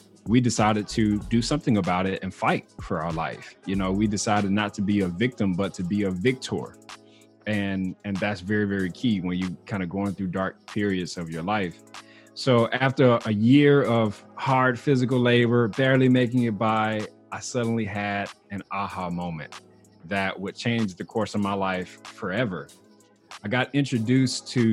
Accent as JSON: {"language": "English", "region": "Mississippi", "country": "United States", "tie": "born or raised there", "moved": "as an adult", "lives_now": "Texas, United States", "said": "I was born and raised in Mississippi"}